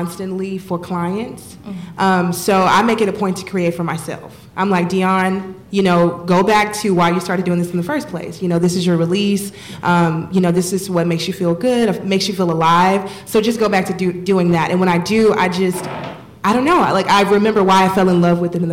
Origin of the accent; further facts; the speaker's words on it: Texas, United States; moved away; I'm from Texas